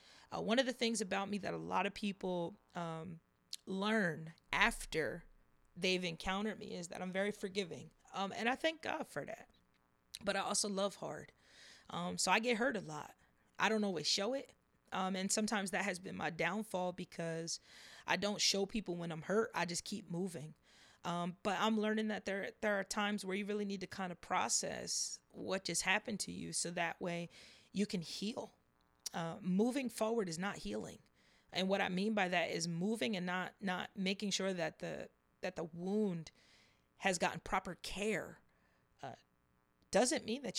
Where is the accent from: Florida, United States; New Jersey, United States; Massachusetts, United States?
New Jersey, United States; also born or lived in Las Vegas; But Vegas, I was born in Vegas. We used to live in different parts of New Jersey. And currently, my hometown is in South Jersey. So that's where I reside at now, is in South Jersey.